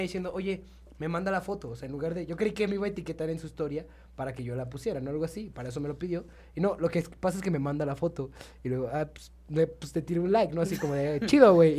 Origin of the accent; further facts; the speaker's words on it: San Luis Potosí, Mexico; now in Mexico City, Mexico; soy de San Luis